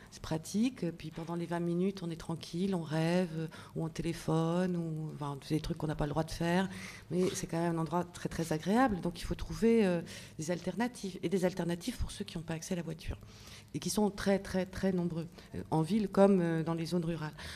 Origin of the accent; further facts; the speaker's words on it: Paris, Île-de-France, France; Moi, à Lyon, j'arrive, je suis parisienne